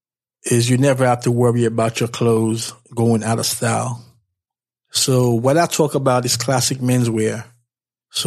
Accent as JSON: {"language": "English", "region": "New York", "country": "United States", "said": "I'm from New York"}